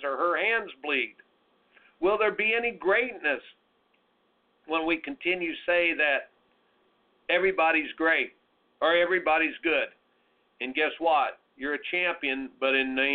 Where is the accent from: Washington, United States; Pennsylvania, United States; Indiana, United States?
Indiana, United States; growing up in Indiana